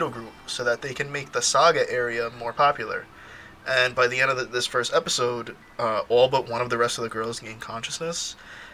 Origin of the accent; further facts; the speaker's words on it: United States; I'm American